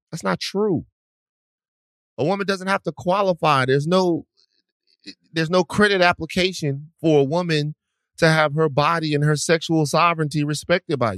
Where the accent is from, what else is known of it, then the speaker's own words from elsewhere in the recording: Atlanta, Georgia, United States; I'm from Atlanta, Georgia, Campton Road to be exact.